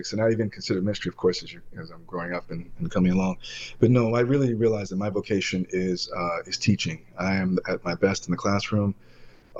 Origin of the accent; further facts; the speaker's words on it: Detroit, Michigan, United States; I'm from Detroit, Michigan